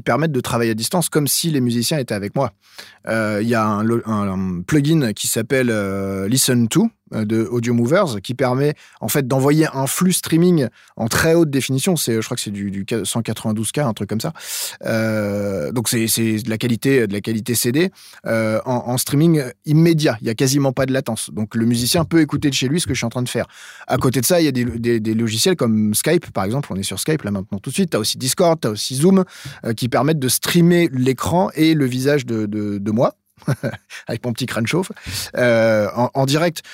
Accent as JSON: {"language": "French", "area": "Eure-et-Loir", "region": "Centre-Val de Loire", "country": "France", "also_born_or_lived": "Chartres / Paris", "moved": "as an adult", "lives_now": "Clisson, France", "said": "moi je suis originaire d'Or-et-Loire"}